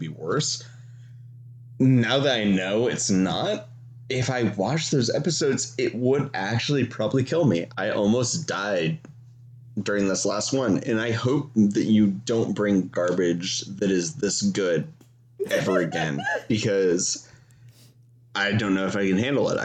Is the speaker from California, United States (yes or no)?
yes; San Diego, California, United States; I grew up in San Diego